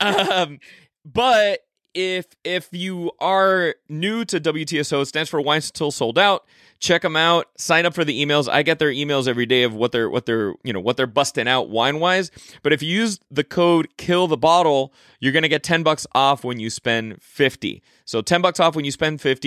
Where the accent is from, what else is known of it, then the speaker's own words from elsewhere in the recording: Miami, Florida, United States; moved away; I went back to my hometown of Miami, Florida